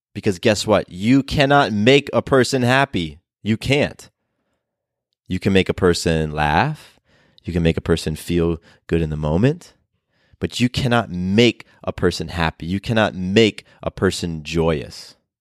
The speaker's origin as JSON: {"language": "English", "region": "California", "country": "United States", "tie": "born or raised there", "also_born_or_lived": "Florida", "moved": "yes", "lives_now": "Atlanta, United States", "said": "I was born in California. I spent a lot of years in Florida"}